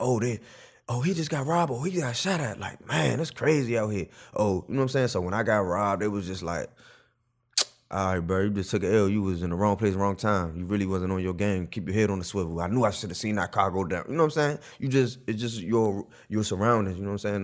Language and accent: English; Prince George's County, Maryland, United States; also born or lived in Washington, D.C.; I'm from Prince George's County, Maryland, P G County. Um, it's right outside of D C.